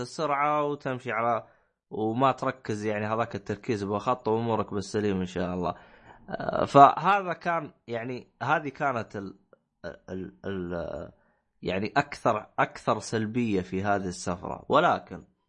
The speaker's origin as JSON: {"language": "Arabic", "town": "Medina", "region": "Medina Province", "country": "Saudi Arabia", "said": "انا جاي من الشمال انا جاي من المدينه المنوره"}